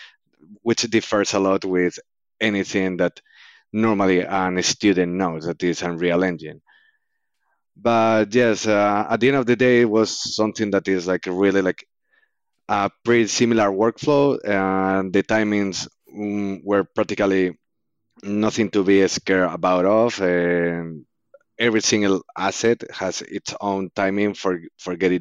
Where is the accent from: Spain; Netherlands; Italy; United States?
Spain; also born or lived in Canada; now in Oxford, United Kingdom; I'm an Spanish guy that just came over from Canada after finishing my studies